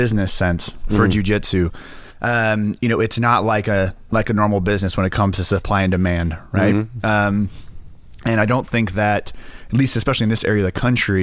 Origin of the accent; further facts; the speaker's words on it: Kansas, United States; moved away; also born or lived in Kentucky / North Carolina; I am from Kansas.